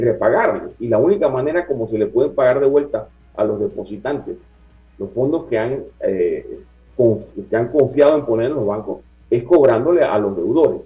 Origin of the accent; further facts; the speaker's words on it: Panama; como panameños